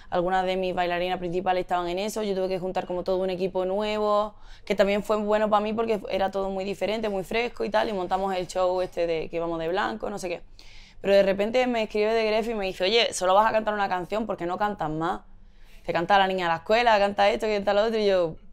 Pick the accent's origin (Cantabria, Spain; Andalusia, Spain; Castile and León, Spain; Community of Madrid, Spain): Community of Madrid, Spain; Madrid; born there; yo nací en Madrid, como tú, porque mi papá estaba destinado allí y allí se puso mi madre de parto.